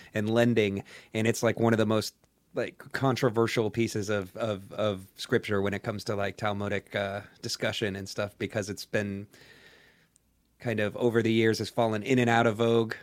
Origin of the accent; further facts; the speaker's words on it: Florida, United States; I grew up in Florida in a pretty area with, with quite a, quite a large Jewish population